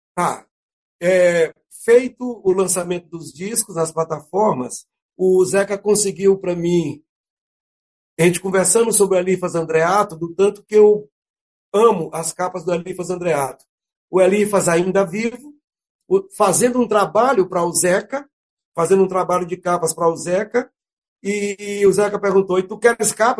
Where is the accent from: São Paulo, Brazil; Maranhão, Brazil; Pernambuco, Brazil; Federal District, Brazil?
Maranhão, Brazil; Carolina; acabamos indo para Carolina, minha terra natal